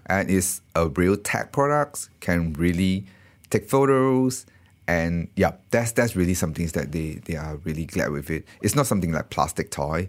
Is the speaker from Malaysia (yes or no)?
yes; Malaysia; moved away as an adult; also born or lived in Singapore; I actually from Malaysia